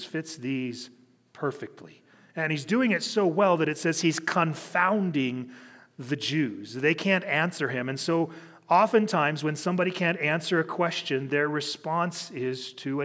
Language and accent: English; Cheyenne, Wyoming, United States; being a pastor in the city that I graduated high school. I grew up here in Cheyenne.